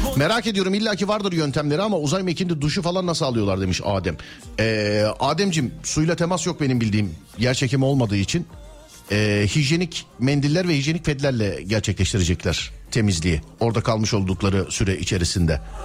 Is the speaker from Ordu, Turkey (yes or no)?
no; Istanbul, Turkey; 40 yıllık İstanbulluyum ben